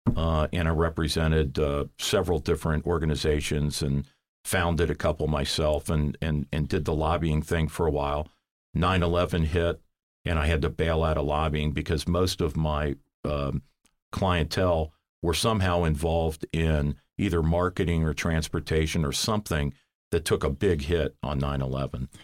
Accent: Cincinnati, Ohio, United States; now in Columbus, United States; I grew up in Cincinnati

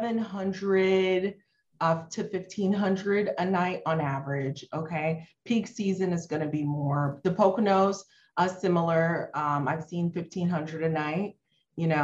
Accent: Haiti; moved away; I'm like from Haiti, an underserved country

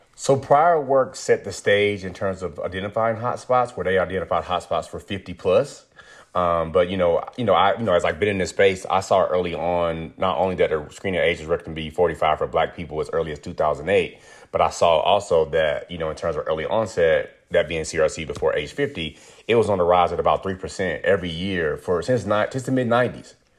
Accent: rural North Carolina, United States; I'm originally from North Carolina, rural North Carolina, where, like, I grew up around chicken houses

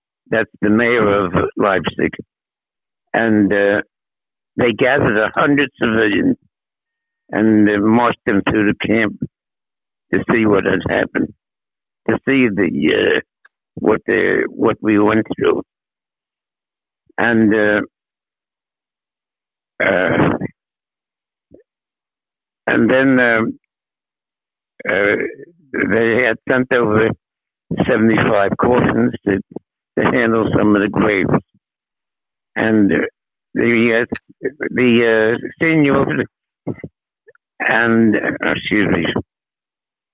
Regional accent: New York City, New York, United States; moved away as an adult; also born or lived in Manhattan, New York; now in New Jersey, United States; The family moved to Brooklyn when I was 9 years old in 1935.

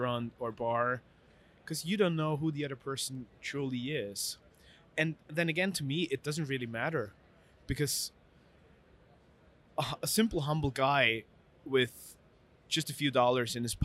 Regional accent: Vienna, Austria; I grew up in Vienna, which is a beautiful city, but in a very easy family setting

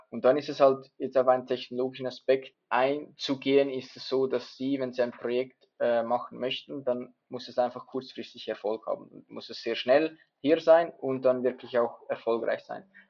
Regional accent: Switzerland; dass ich als Schweizer eher ein bisschen konservativ unterwegs bin.

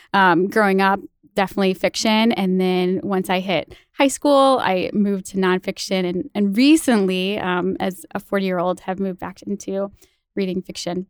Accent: small town right outside Saint Louis, Illinois, United States; also born or lived in Missouri; now in Madison, United States; I am from Illinois

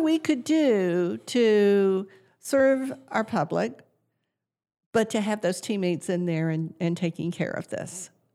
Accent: south central Georgia, United States; moved away as an adult; also born or lived in Colorado; now in McKinney, United States; I grew up on a farm in south central Georgia

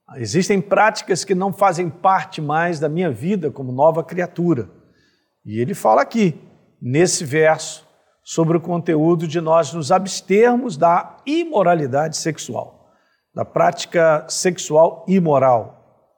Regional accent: Brazil; sou brasileiro e tenho paixão por ser brasileiro

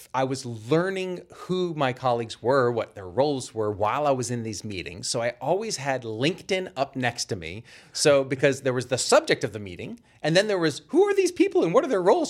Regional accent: Boston, Massachusetts, United States; I'm from the Boston area originally

